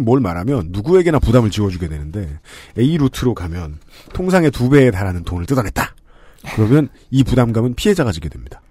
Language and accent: Korean; South Korea